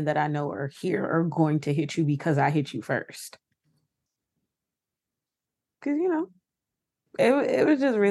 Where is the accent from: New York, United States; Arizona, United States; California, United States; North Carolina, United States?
New York, United States; I'm from New York